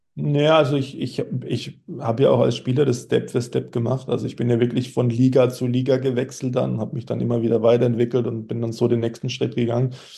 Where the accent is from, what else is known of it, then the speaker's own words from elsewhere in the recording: Germany; als Deutscher